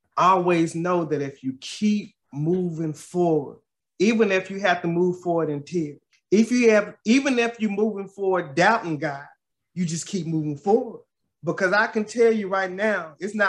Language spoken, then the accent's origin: English; Paris, Texas, United States; my hometown of Paris, Texas